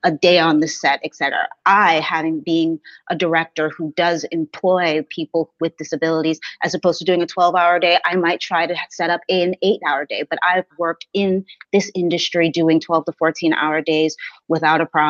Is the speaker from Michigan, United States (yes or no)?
no; South Florida, United States; I was born and raised in South Florida